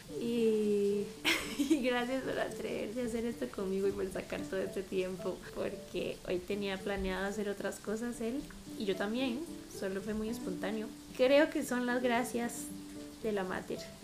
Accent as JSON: {"language": "Spanish", "country": "Costa Rica", "said": "soy Tica de Costa Rica"}